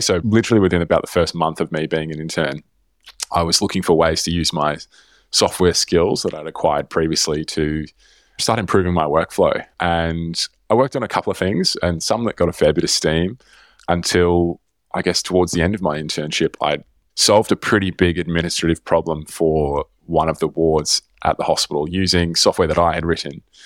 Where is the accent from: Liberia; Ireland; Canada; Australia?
Australia; Melbourne, Victoria; moved away; I grew up in Melbourne